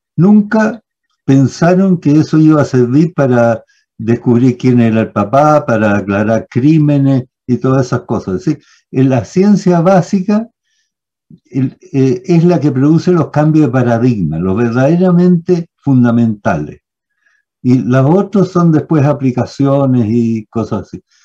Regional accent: Santiago, Santiago Metropolitan Region, Chile; me fui al Manuel de Sala

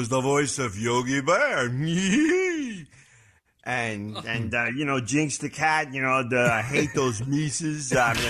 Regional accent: Philadelphia, Pennsylvania, United States; Well, I am definitely born and raised in Philadelphia.

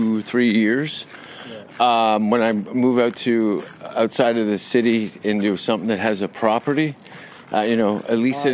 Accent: Hamilton, Ontario, Canada; born or raised there; moved away

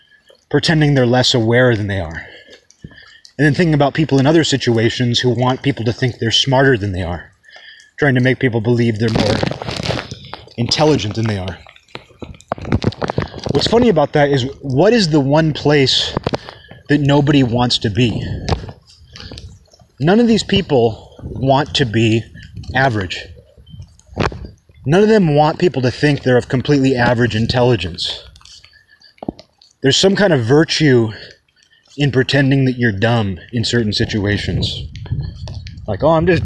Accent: Kirkland, Washington, United States; At the time that I grew up in Kirkland

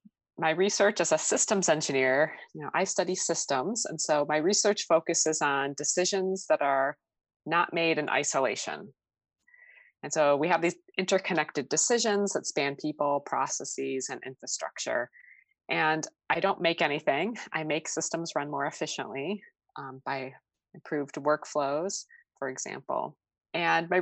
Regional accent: outside of Chicago, Illinois, United States; I grew up outside of Chicago

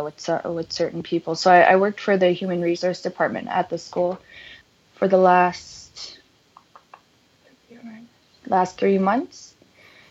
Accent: Baker Lake, Nunavut, Canada; moved away as an adult; now in Peterborough, Canada; you're just growing up in Nunavut

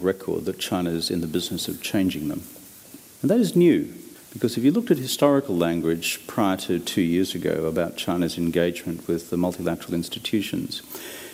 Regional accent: Australia

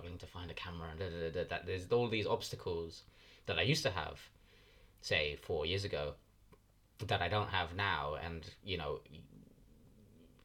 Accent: London, United Kingdom; I'm a director from West London

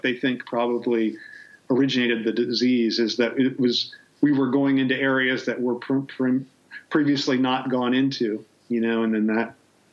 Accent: Ohio, United States; I'm from Ohio

